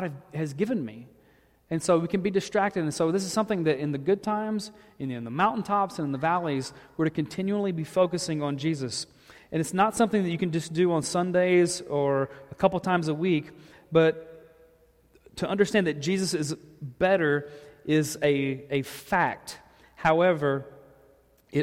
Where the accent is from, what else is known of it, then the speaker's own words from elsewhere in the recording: the South, United States; I'm from the South